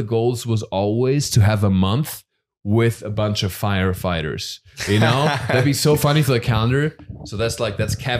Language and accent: English; Germany; moved away; I grew up in Germany